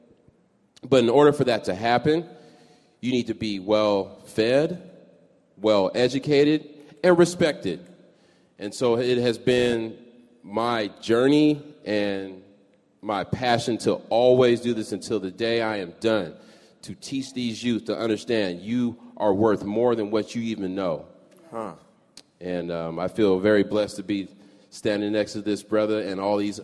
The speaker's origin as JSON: {"language": "English", "town": "Seattle", "region": "Washington", "country": "United States", "tie": "born or raised there", "said": "I am a Seattle native."}